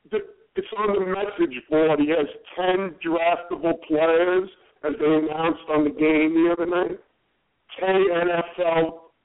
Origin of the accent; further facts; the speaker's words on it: New York City, New York, United States; I'm from New York City.